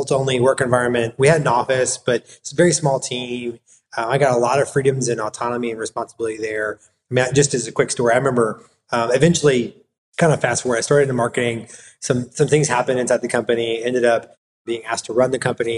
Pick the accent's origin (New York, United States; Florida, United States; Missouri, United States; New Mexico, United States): Missouri, United States; Florissant; moved away as an adult; also born or lived in Pennsylvania; now in Knoxville, United States; I am from St. Louis. I grew up north of St. Louis in a suburb there called Florissant